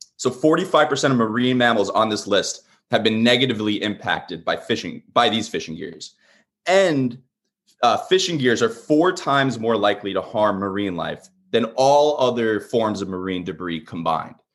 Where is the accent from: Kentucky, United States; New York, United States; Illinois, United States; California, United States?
New York, United States; Long Island; moved away as an adult; now in Portsmouth, United States; originally, I'm from Long Island, New York. I grew up, uh, a Mets, a Mets and, uh, Jets fan down there